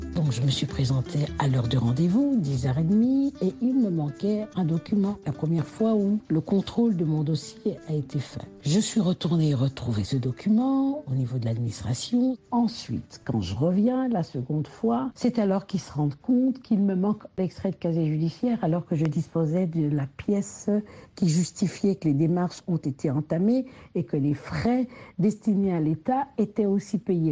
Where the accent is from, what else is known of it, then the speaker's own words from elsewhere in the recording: DR Congo; quand on est congolais